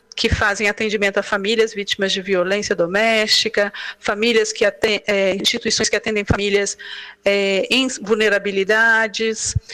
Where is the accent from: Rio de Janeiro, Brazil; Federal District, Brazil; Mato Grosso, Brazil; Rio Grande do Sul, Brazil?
Federal District, Brazil; Brasília; Nós somos de Brasília, Distrito Federal